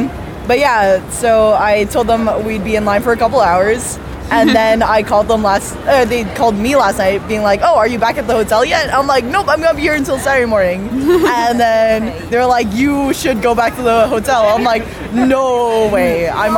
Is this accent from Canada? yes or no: yes; Ottawa, Ontario, Canada; Ottawa, Canada.